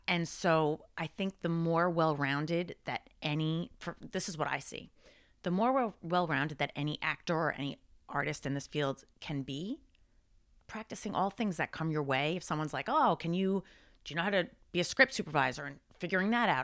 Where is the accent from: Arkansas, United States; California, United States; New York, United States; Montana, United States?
New York, United States; Long Island; I grew up, I grew up in Long Island